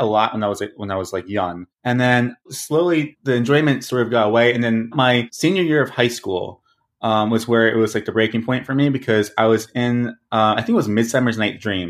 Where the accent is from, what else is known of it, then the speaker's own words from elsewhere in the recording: Boston, Massachusetts, United States; moved away as an adult; now in Los Angeles, United States; I grew up in Boston, Massachusetts. And, yeah, I just, you know, was there for 19 years, and then I shipped myself off to L.A.